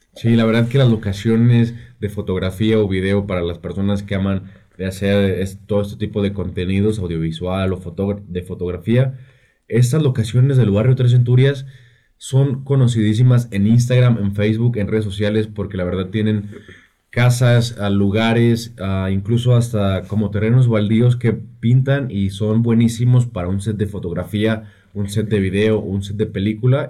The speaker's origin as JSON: {"language": "Spanish", "town": "Calvillo", "region": "Aguascalientes", "country": "Mexico", "said": "yo soy de Calvillo"}